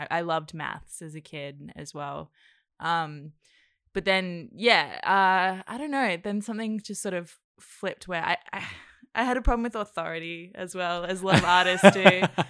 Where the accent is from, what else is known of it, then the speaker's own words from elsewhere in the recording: Cairns, Queensland, Australia; also born or lived in New Zealand / Indonesia; because I was born in New Zealand, actually, and then I lived in Indonesia for 5 years. And then so we moved to Cairns when I was like six.